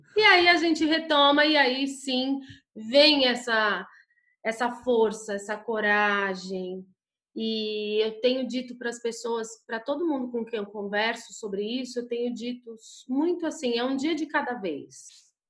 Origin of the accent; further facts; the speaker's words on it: São Paulo, Brazil; eu sou de São Paulo